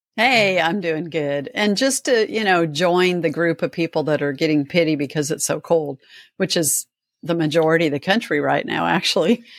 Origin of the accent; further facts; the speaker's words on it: Nebraska, United States; moved away; when I grew up in Nebraska